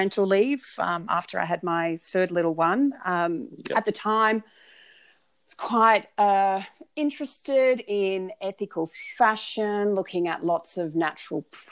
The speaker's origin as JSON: {"language": "English", "town": "Melbourne", "region": "Victoria", "country": "Australia", "tie": "born or raised there", "also_born_or_lived": "Northern Beaches, Sydney", "moved": "yes", "lives_now": "Sydney, Australia", "said": "I grew up in Melbourne"}